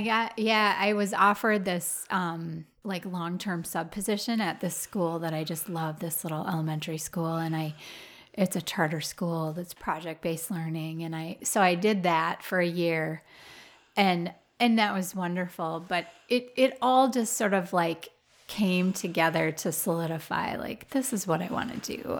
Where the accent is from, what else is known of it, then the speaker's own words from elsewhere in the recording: Roseville, Minnesota, United States; now in Wisconsin, United States; I grew up in Roseville, which is a suburb of Saint Paul